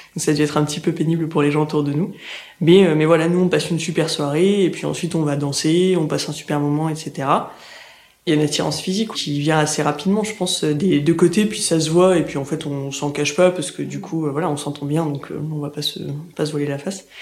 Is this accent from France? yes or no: yes; Aix-en-Provence, Provence-Alpes-Côte d'Azur, France; moved away as an adult; also born or lived in Angers; now in Paris, France; je suis originaire d'Aix-en-Provence